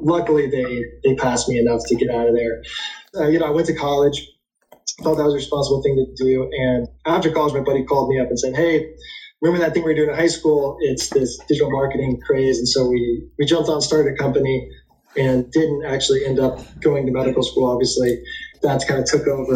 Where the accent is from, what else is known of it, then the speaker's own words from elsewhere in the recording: Indianapolis, Indiana, United States; my hometown, Indianapolis